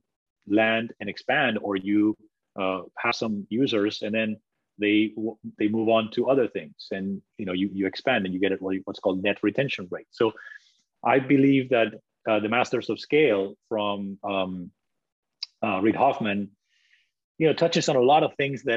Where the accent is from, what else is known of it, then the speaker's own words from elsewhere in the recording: Spain; moved away; also born or lived in Italy; I was born in Italy. Even though I'm from Spain, I grew up in Spain